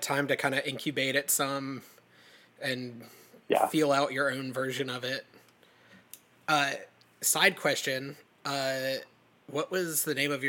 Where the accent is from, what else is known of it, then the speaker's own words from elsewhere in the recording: Aiken, South Carolina, United States; also born or lived in Columbia, South Carolina; I grew up in Aiken, South Carolina, and went to USC in Columbia